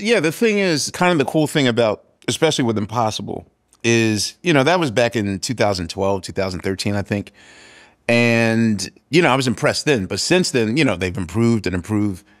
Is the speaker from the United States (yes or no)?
yes; Philadelphia, Pennsylvania, United States; I'm from West Philadelphia